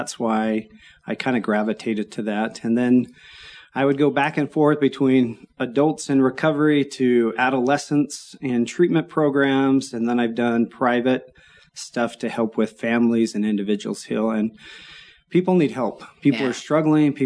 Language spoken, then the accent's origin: English; Orem, Utah, United States; I grew up in Orem